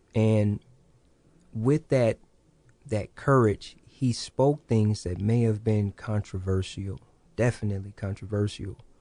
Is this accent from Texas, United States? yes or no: no; Kankakee, Illinois, United States; also born or lived in Hopkins Park, Illinois; now in Peoria, United States; growing up in Kankakee